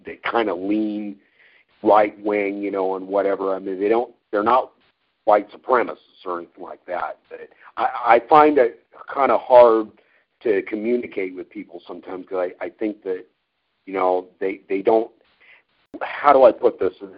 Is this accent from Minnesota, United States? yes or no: no; Yoncalla, Oregon, United States; also born or lived in McMinnville, Oregon; when I was growing up in Yoncalla, which is that was the town where I grew up here here in Oregon.